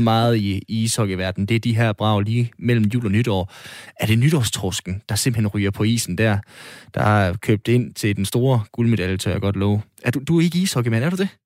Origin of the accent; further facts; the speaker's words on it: Denmark; vores privilegie som danskere